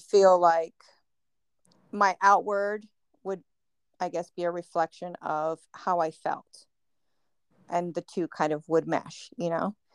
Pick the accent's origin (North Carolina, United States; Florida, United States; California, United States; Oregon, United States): California, United States; San Diego; we're from San Diego